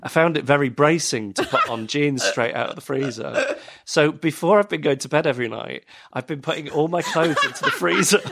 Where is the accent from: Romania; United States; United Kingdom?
United Kingdom; Manchester, North West England; moved away; I was born in Manchester.